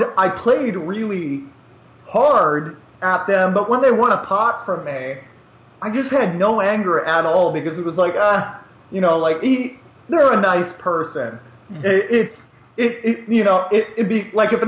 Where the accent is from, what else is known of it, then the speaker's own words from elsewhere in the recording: United States; I'm so American